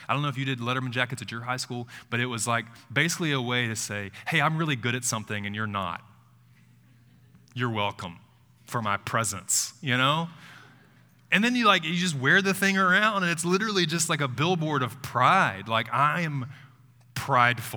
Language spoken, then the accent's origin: English; Tuscaloosa, Alabama, United States; moved away; Moving back to Tuscaloosa, I grew up here, it's my hometown.